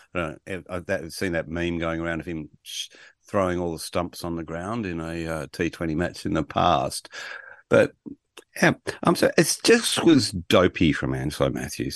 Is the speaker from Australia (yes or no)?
yes; Australia; I'm Australian